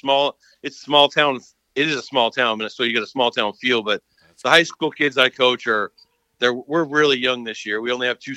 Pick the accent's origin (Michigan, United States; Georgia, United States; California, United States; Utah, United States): Utah, United States; moved away as an adult; now in Columbus, North Carolina, United States; I grew up in Utah. I played high school ball in Utah